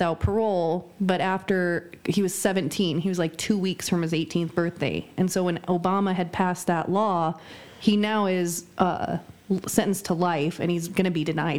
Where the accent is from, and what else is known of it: Nebraska, United States; born or raised there